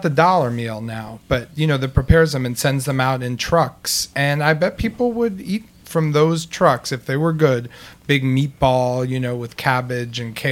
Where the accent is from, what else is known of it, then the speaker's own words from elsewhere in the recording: New York City, New York, United States; I grew up in New York City. I was born in 1972 here.